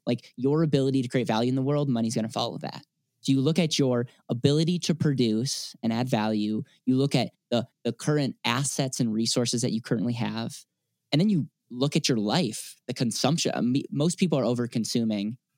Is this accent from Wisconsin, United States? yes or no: yes; Wisconsin, United States; now in Denver, United States; I'm from Wisconsin originally